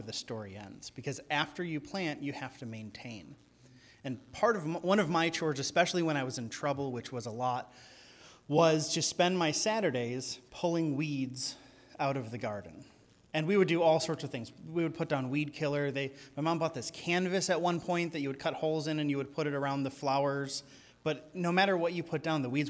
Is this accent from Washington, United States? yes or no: no; outside Chicago, Illinois, United States; now in California, United States; I grew up outside Chicago